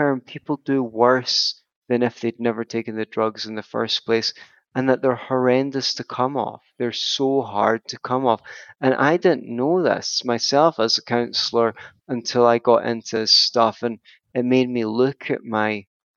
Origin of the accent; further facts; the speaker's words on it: Glasgow, Scotland, United Kingdom; The West End of Glasgow, for example, where I grew up in the South Side